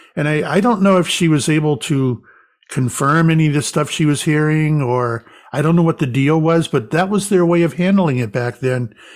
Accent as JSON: {"language": "English", "region": "Florida", "country": "United States", "tie": "born or raised there", "also_born_or_lived": "Salem, Massachusetts", "moved": "yes", "said": "I grew up in Florida"}